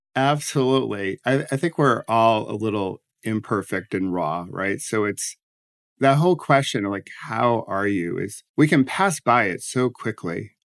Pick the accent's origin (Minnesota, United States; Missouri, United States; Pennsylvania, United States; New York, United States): New York, United States; Rochester; also born or lived in Washington, D.C.; now in New Jersey, United States; I grew up in Rochester, New York, and then, uh, ended up in D C